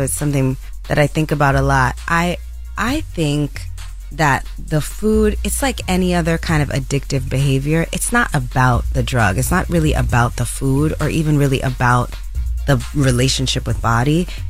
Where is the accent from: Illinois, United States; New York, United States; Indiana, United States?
New York, United States; Bronx; Born and raised in the Bronx.